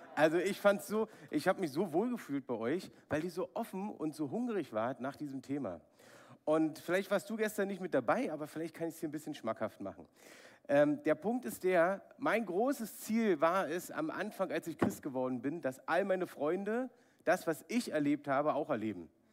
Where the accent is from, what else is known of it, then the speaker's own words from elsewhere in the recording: Berlin, Germany; ich bin in Ostberlin aufgewachsen, habe die Mauer noch miterlebt.